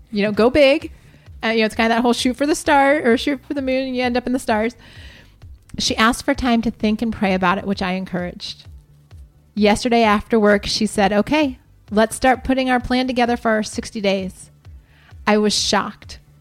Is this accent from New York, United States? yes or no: no; Columbus, Ohio, United States; moved away; Columbus, Ohio, my hometown.